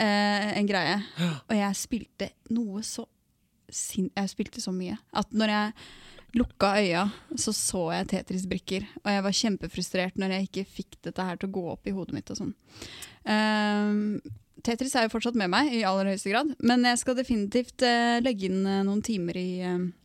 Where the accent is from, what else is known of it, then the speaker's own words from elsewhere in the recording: Indre Østfold, Norway; Jeg er fra Indre Østfold